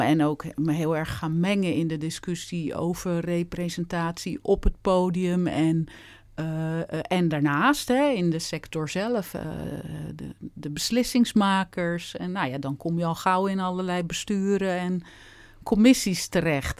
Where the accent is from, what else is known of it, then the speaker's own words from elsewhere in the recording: Gouda, South Holland, Netherlands; moved away as an adult; also born or lived in Utrecht / Rotterdam / Amsterdam; ik kom eh, geboren en getogen in Gouda